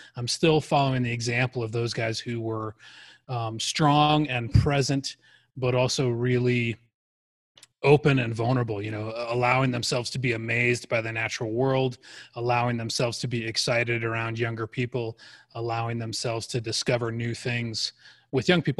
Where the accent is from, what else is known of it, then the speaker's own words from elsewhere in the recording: Arizona, United States; I grew up in Arizona.